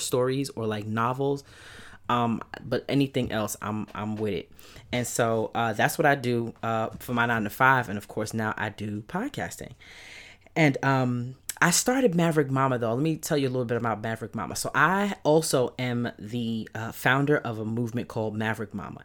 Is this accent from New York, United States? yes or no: yes; New York City, New York, United States; accent: Brooklyn; moved away as an adult; now in Atlanta, United States; I currently live, um, just outside of Atlanta, but I'm a native New Yorker, Brooklyn to the bone, East New York to be pre-, precise